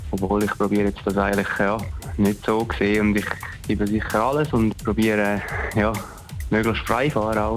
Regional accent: Switzerland; Als Schweizer ist sicher ein super Event

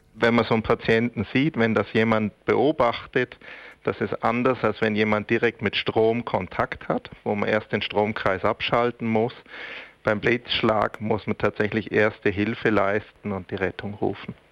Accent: Switzerland; bei uns in der Schweiz

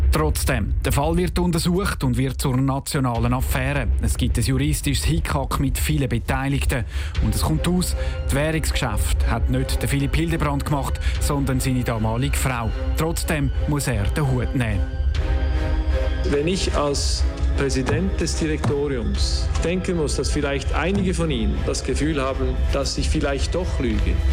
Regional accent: St. Gallen, Switzerland; gerade auch, wo ich herkomme, aus dem Kanton St. Gallen, ist es so, dass ja eben doch der Abbau ganz stark ist in der Fläche

